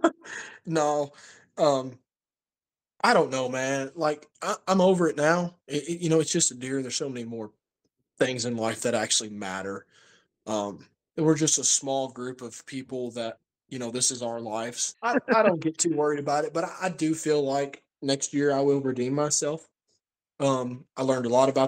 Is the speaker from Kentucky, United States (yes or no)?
yes; Kentucky, United States; in my hometown of Kentucky